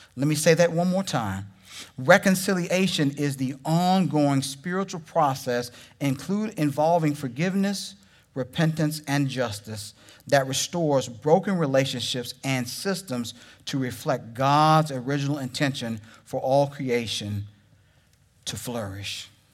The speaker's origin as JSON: {"language": "English", "region": "Texas", "country": "United States", "also_born_or_lived": "Oklahoma", "moved": "yes", "said": "I'm from Texas."}